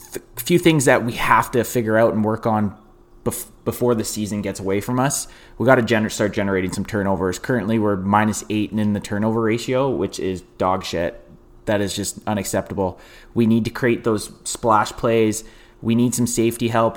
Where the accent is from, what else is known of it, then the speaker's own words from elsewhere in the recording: Canada; I'm Canadian